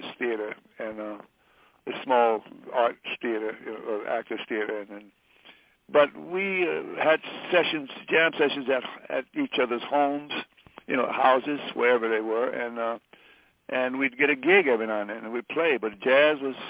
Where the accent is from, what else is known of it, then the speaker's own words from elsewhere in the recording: Detroit, Michigan, United States; moved away; growing up in Detroit, there weren't even the books